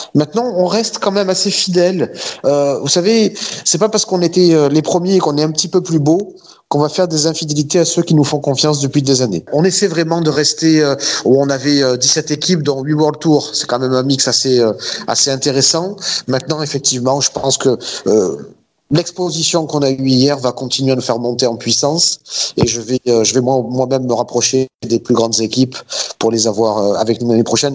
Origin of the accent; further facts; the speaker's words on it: Marseille, Provence-Alpes-Côte d'Azur, France; je suis Marseillais